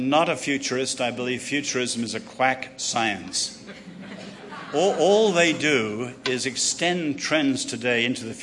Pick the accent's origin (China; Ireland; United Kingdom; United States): China; born there; China, um, I was born in China, lived there, and loved going there.